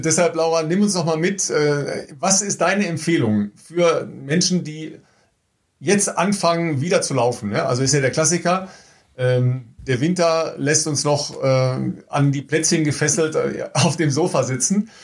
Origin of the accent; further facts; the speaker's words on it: Dorsten, North Rhine-Westphalia, Germany; aus Dorsten, ne? also aus meiner Heimat